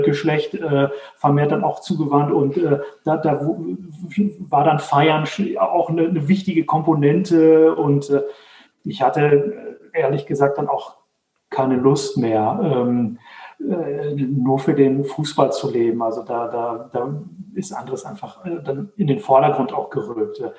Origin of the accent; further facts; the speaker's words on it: Dortmund, North Rhine-Westphalia, Germany; now in Herdecke, Germany; Also ich komme aus, äh, aus Dortmund, wohne jetzt in Herdecke, ist direkt nebenan